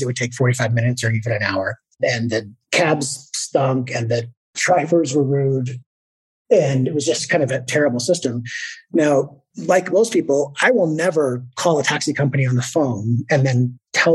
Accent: Victoria, British Columbia, Canada; I was living in my hometown, Victoria, British Columbia.

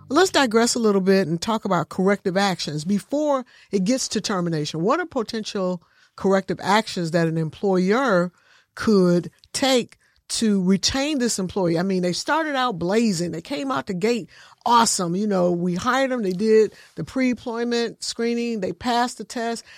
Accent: Michigan, United States; I come from Michigan, and it's a union state, union environment

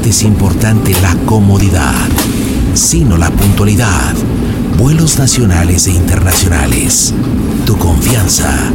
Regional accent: Mexico; Sí, soy mexicana.

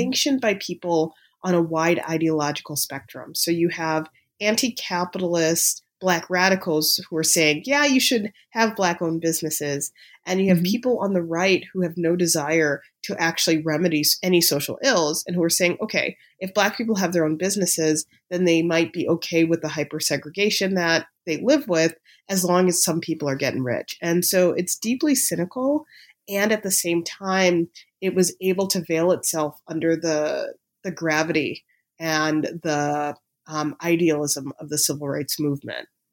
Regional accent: Chicago, Illinois, United States; moved away; when I was a high school student in Chicago

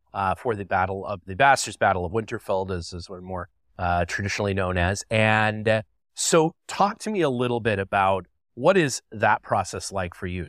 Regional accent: Canada; I'm from Canada

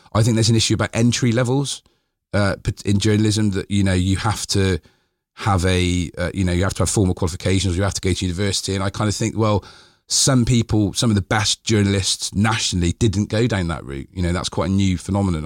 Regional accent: Bristol, South West England, United Kingdom; I was born in Eastfield, so I grew up

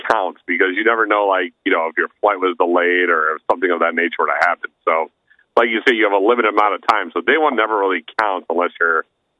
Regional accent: Birmingham, Alabama, United States; moved away; I was born in Birmingham, Alabama.

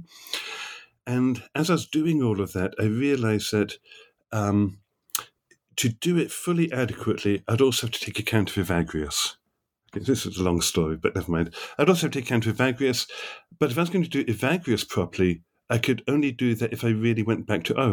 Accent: England, United Kingdom; moved away as an adult; also born or lived in New York, United States; now in Aberdeen, United Kingdom; I grew up in England, did my doctoral work in Oxford

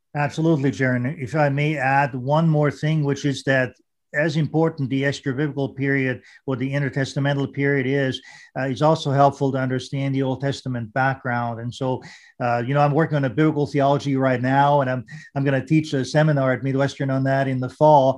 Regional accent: Vienna, Austria; English is a second language; now in United States; growing up in Austria and Vienna and, you know, uh, speaking German

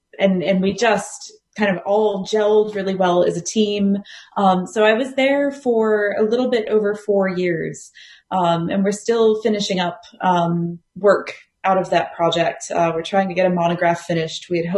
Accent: United States; moved away as an adult; also born or lived in Ireland; now in Australia; No, I'm actually a fairly recent transplant to Australia. So as the accent probably betrays, I am American.

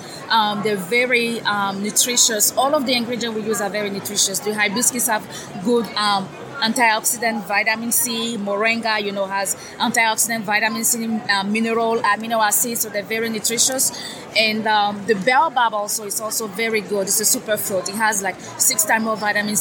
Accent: Côte d’Ivoire; now in United States; Originally from Ivory Coast in West Africa

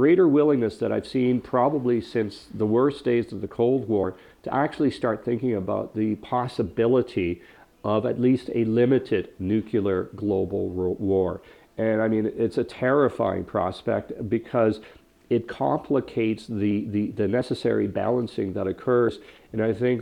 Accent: Canada; as a Canadian

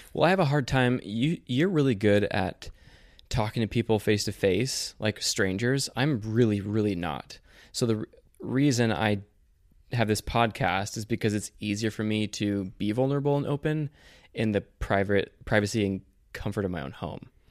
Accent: Ashland, Oregon, United States; also born or lived in Sacramento, California / Utah / Las Vegas, Nevada; we moved to Oregon. So Oregon's kind of my home

